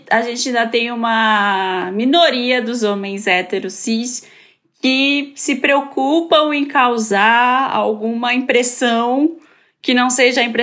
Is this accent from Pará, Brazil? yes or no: yes; Belém, Pará, Brazil